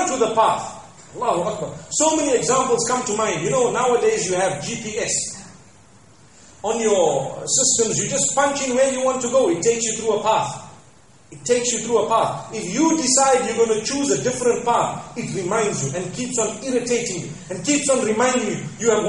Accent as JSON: {"language": "English", "country": "Zimbabwe", "moved": "yes", "said": "back at home, I come from Zimbabwe"}